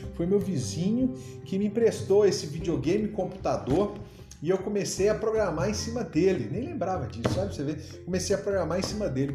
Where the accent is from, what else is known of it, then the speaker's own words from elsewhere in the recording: João Monlevade, Minas Gerais, Brazil; also born or lived in Uberaba / Itabira / Governador Valadares; eu saí de Uberaba, fui lá para João Levade, aqui pertinho, cidade da minha mãe e tudo mais. E, e fui estudar na escola estadual